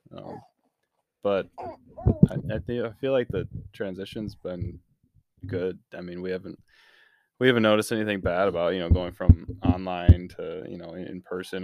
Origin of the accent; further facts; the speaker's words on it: Hudsonville, Michigan, United States; I grew up in, uh, the Hudsonville area, uh, up until probably age twenty-three, twenty-four